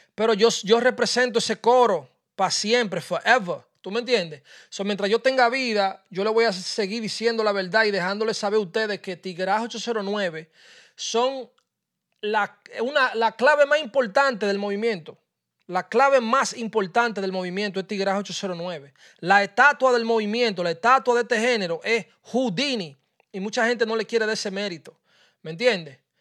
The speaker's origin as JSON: {"language": "Spanish", "country": "Dominican Republic", "said": "yo soy dominicano"}